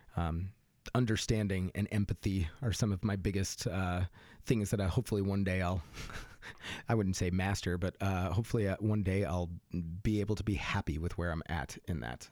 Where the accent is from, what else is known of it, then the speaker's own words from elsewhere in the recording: Fort Collins, Colorado, United States; moved away; also born or lived in Austin; I grew up in Fort Collins